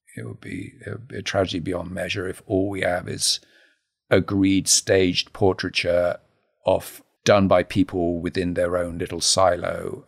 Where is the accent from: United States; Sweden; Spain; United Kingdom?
United Kingdom; Harlow, East of England; I grew up in a new town, Harlow New Town